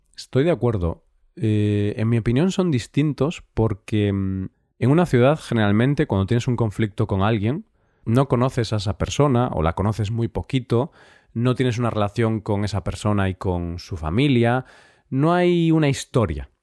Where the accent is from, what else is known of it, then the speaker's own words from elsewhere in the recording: Vigo, Galicia, Spain; en Galicia, que es de donde yo soy